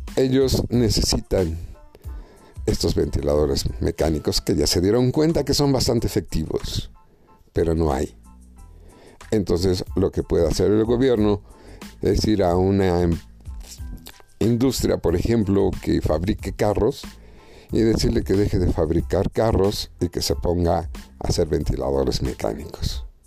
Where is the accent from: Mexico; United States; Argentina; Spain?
Mexico